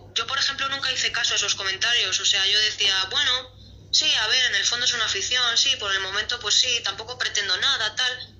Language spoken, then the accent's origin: Spanish; Madrid, Community of Madrid, Spain; estoy aquí en Madrid en mi país, en mi ciudad, viviendo